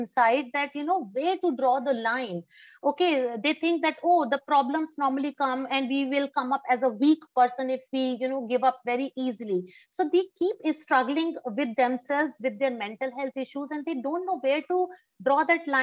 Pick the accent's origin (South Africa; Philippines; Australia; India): India; as being an Indian